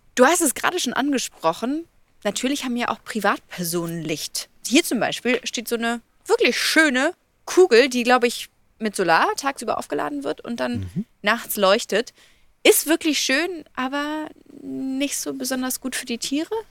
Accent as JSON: {"language": "German", "region": "Bavaria", "country": "Germany", "said": "bei uns in Bayern"}